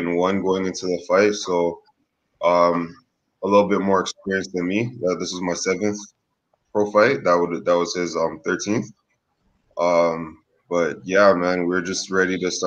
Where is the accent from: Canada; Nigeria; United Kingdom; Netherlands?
Canada; now in Los Angeles, United States; as a Canadian